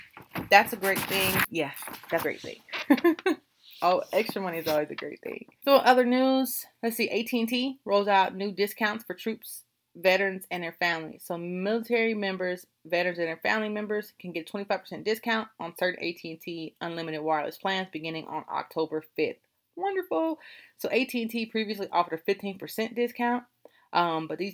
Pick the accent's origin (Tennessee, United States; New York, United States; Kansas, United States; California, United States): California, United States; now in Virginia, United States; I am from California